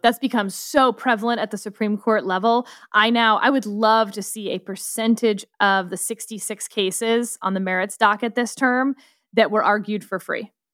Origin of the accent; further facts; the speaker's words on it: Texas, United States; I am from Texas